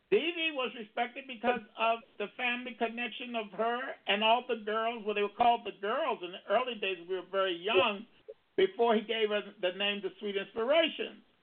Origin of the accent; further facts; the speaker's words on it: Baltimore, Maryland, United States; in Maryland, which is my hometown, Baltimore